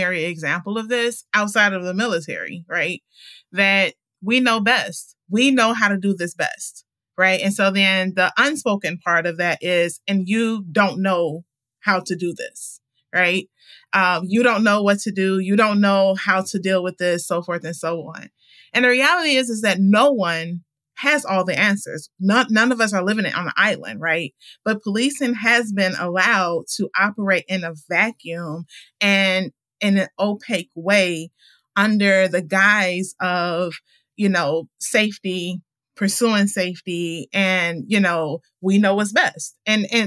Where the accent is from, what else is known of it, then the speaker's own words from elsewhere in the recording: Chicago, Illinois, United States; Born and raised, west side and south side